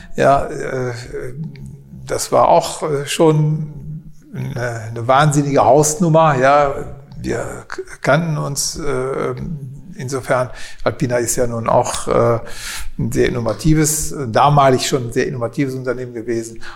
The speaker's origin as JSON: {"language": "German", "town": "Kleve", "region": "North Rhine-Westphalia", "country": "Germany", "tie": "born or raised there", "said": "ich bin hier aufgewachsen, auf Zedem aufgewachsen"}